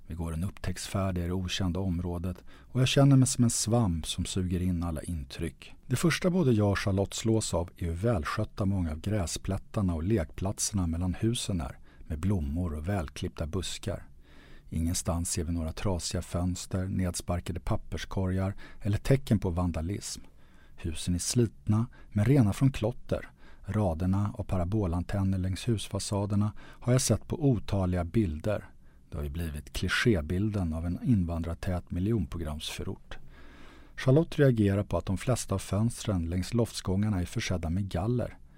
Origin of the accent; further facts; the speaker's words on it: Sweden; För att vi är svenskar?